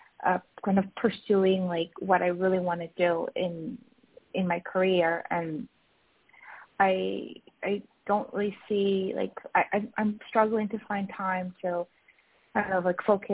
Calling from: Malaga, Andalusia, Spain; moved away; I'm calling from Malaga.

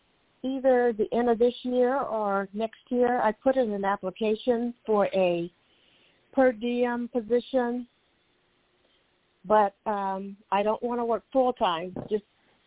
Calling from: California, United States

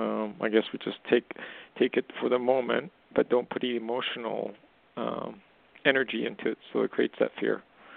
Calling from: Canada; calling from Canada.

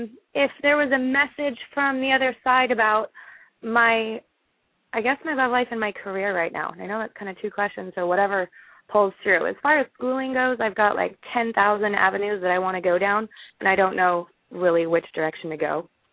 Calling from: Everett, Washington, United States; I'm in Everett.

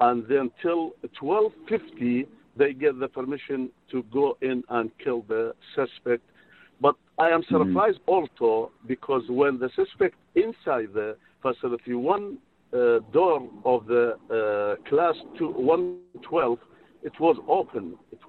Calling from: Modesto, California, United States; I'm calling from Modesto.

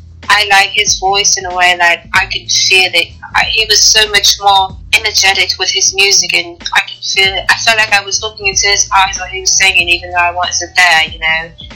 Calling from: United Kingdom; You know, I'm calling from the UK.

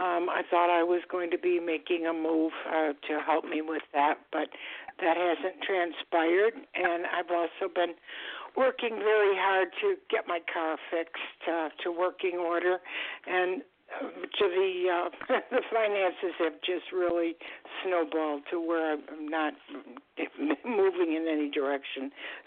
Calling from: Florida, United States; I'm calling from Florida.

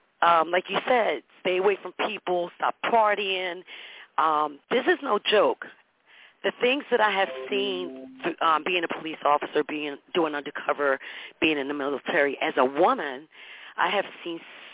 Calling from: Florida, United States; I'm calling from Florida. I've been all around the world.

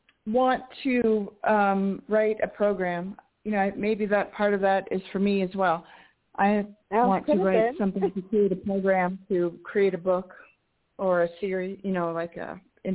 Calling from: New Mexico, United States; I'm calling from New Mexico.

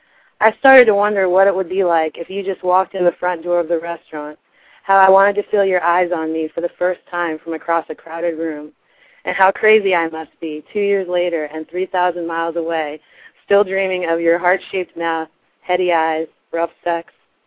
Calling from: Kansas City, Missouri, United States; Kansas City.

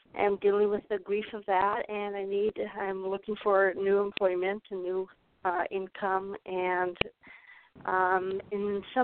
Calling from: Arizona, United States; I'm calling from Arizona.

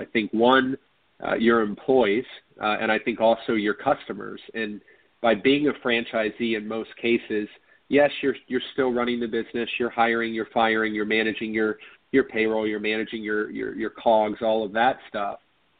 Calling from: Orlando, Florida, United States; So I am in Orlando, Florida.

